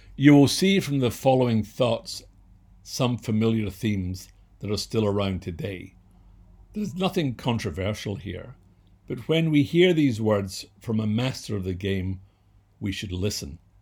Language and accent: English; Scotland, United Kingdom; I was born and raised in Scotland